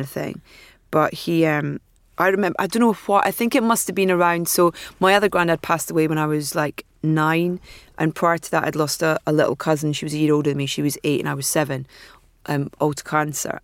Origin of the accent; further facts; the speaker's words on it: Anstruther, Scotland, United Kingdom; I was from Anstruther.